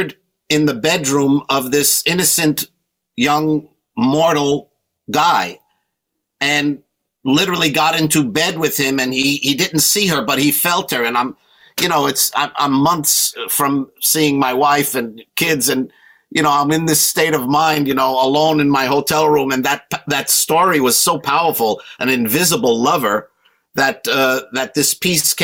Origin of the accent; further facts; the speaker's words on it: United States; I'm born in America